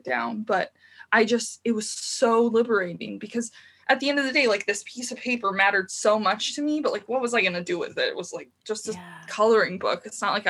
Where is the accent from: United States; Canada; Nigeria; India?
United States; Tucson, Arizona; moved away as an adult; now in Santa Cruz, United States; I grew up in Tucson, Arizona.